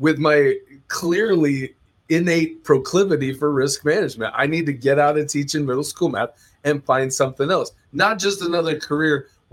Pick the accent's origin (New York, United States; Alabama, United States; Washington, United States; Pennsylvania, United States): Washington, United States; Mountlake Terrace; my hometown of Mount Lake Terrace, Washington.